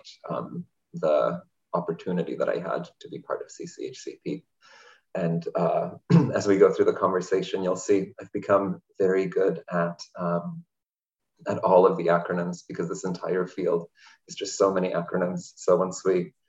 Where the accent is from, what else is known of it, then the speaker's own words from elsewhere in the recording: Hungary; also born or lived in Colorado / Switzerland / Puerto Rico / Denver; now in Seattle, United States; Originally, I was born in Hungary, and then I moved to Colorado because that's where my family was.